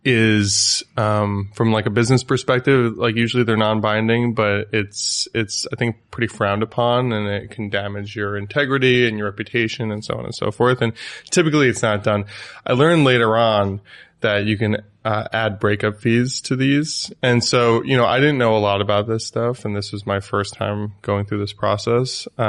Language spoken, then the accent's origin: English; New Jersey, United States; also born or lived in New York; So, yeah, BetaWorks is in New York. I'm from New Jersey.